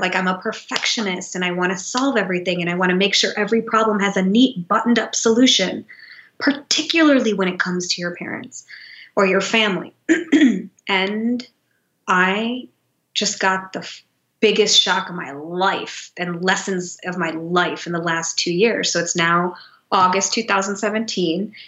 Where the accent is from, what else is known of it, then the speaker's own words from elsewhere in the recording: Detroit, Michigan, United States; moved away as an adult; also born or lived in New York City; I grew up in Detroit